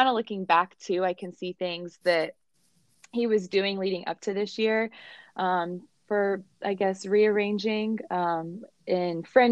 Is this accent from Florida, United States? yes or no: no; Atlanta, Georgia, United States; I'm from Atlanta, Georgia, born and raised.